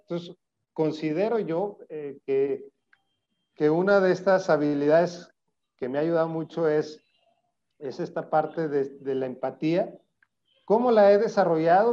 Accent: Zacatecas, Mexico; moved away as an adult; now in Monterrey, Mexico; soy zacatecano, eh, aunque vivo en Monterrey, soy zacatecano, lo digo orgullosamente. allá viví

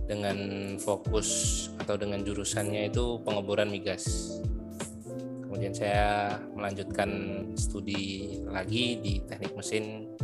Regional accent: Klaten, Central Java, Indonesia; SMA saya di luar Klaten kebetulan saya asli Klaten tapi SMA nya di luar Klaten

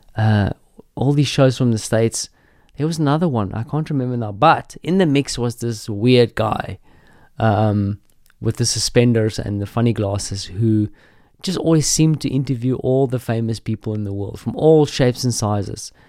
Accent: South Africa; growing up in South Africa

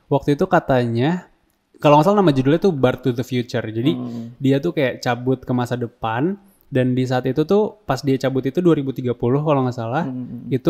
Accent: Indonesia; Kita emang orang Indo tuh nggak nonton The Simpsons

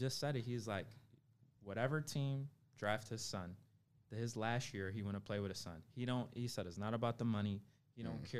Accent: Memphis, Tennessee, United States; born there; I was born in Memphis.

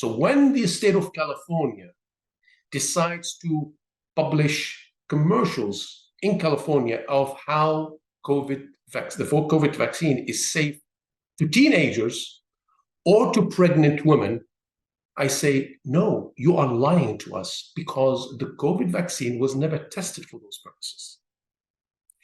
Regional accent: Syria; I was born in Syria

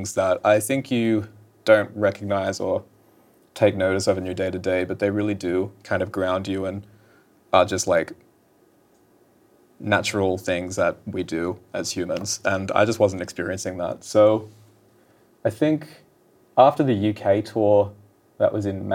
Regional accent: Newcastle, New South Wales, Australia; moved away as an adult; now in Los Angeles, United States; I need to move away from my hometown

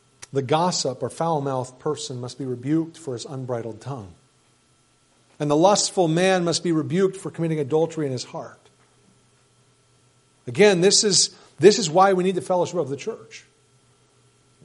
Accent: United States; as American Christians

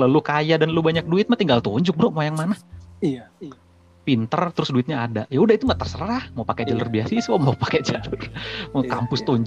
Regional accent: Kalimantan, Indonesia; kalau aku ya yang di daerahku dulu

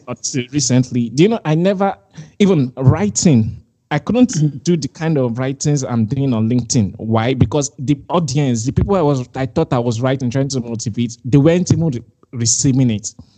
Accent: Nigeria; I'm Nigerian.

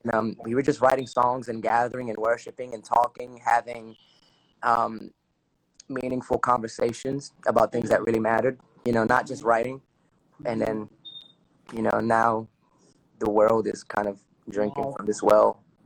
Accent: Newark, New Jersey, United States; accent: Dominican; also born or lived in Belleville, New Jersey; I was born and raised in Newark, New Jersey

